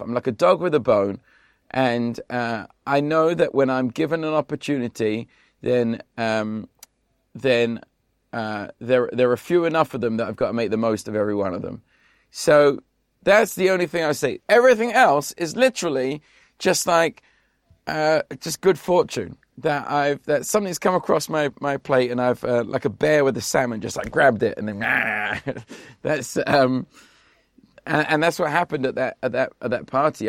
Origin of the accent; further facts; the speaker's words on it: London, United Kingdom; moved away as an adult; now in Las Vegas, United States; I grew up in South East London